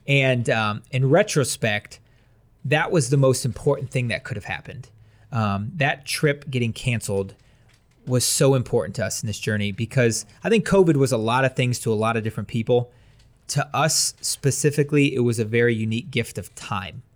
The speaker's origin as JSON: {"language": "English", "town": "Wadsworth", "region": "Ohio", "country": "United States", "said": "I'm from Wadsworth."}